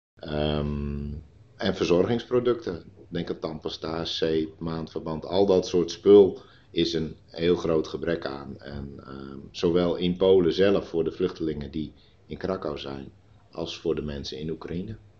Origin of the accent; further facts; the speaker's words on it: Terschelling, Friesland, Netherlands; also born or lived in Putten; now in Nijkerk, Netherlands; ik ben geboren en opgegroeid op de Schelling